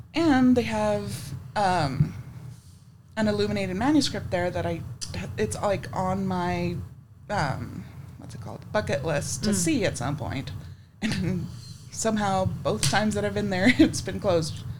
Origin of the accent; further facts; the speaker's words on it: West Texas, United States; I grew up in West Texas